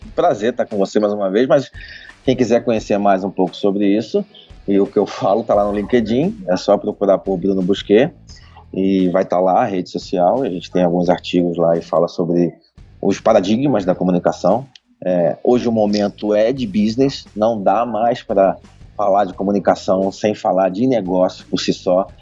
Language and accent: Portuguese; Rio de Janeiro, Brazil; now in São Paulo, Brazil; eu sou carioca